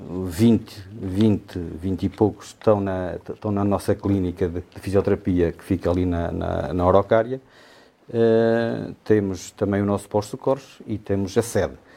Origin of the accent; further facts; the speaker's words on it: Sabrosa, Norte, Portugal; moved away; eu sou de Anta, da freguesia de, de, de São Martinho de Anda, Conselho de, Conselho de Sabrosa